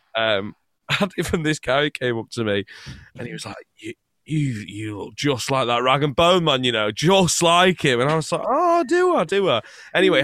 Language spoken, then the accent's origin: English; England, United Kingdom; also born or lived in Scotland; I was born in Scotland, but I lived most of my life in England